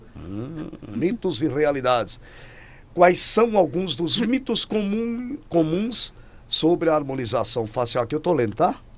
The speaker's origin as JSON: {"language": "Portuguese", "town": "Natal", "region": "Rio Grande do Norte", "country": "Brazil", "moved": "yes", "said": "lá da minha terra de Natal. Sou lá de Natal, nasci no interior"}